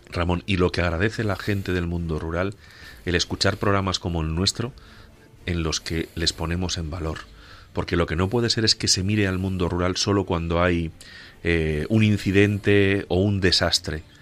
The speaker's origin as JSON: {"language": "Spanish", "area": "Cabañeros", "region": "Castilla-La Mancha", "country": "Spain", "said": "en Cabañeros, en mi tierra"}